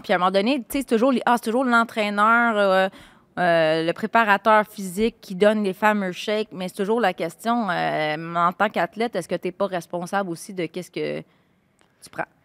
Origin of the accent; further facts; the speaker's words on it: Laval, Quebec, Canada; Laval, ma terre natale